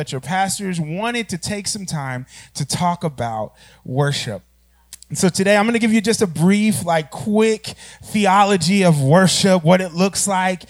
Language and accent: English; Oklahoma, United States; I'm from Oklahoma